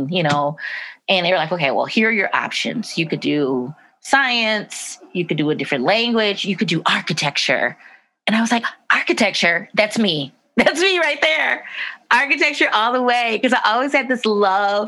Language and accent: English; Detroit, Michigan, United States; growing up in Rosedale, grew up on the west side of Detroit, beautiful homes.